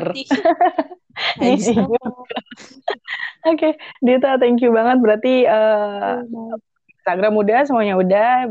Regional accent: Bandung, West Java, Indonesia; gue lahir di Bandung gitu ngerti gak sih lo jadi besar

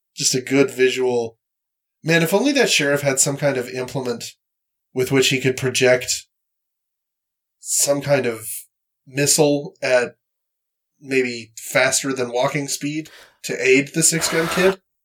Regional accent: Canada; I'm from Canada

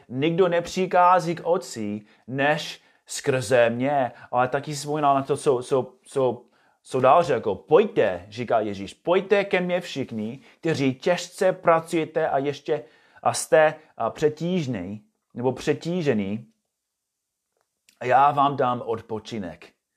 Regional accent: United States; Czech is a second language; moved away as an adult; now in Czech Republic; jsem původně z USA a bydlím tady se svou rodinou

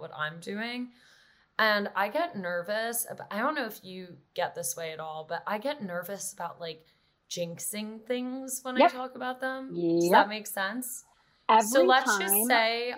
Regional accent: New York, United States; I grew up in New York and on the Upper West Side, which is where my parents still are

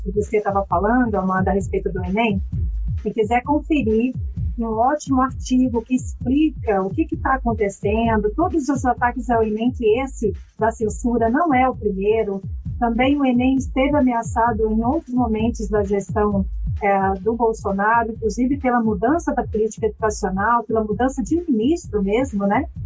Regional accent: interior of Espírito Santo, Brazil; eu sou capixaba, quero já saudar a minha conterrânea Elisa Lucinda

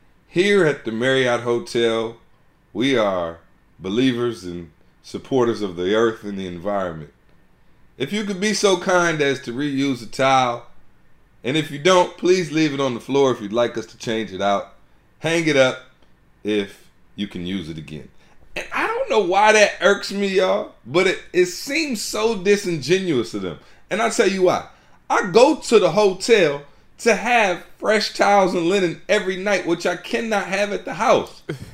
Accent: Midwest, United States; Of course, y'all know we're from the Midwest, so it makes even more sense for us to be, you know, supporting and supported by a Chevy dealership.

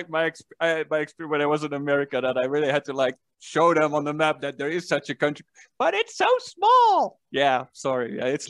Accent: Netherlands; I said that I was from Holland

